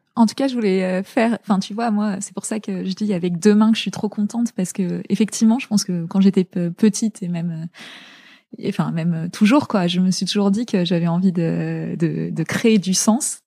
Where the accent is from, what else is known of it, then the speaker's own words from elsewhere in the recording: La Garenne-Colombes, Île-de-France, France; also born or lived in Zaire (DR Congo); on est rentré en euh, en élément, à l'élémentaire, j'étais en, j'étais en, à la Garenne Colombe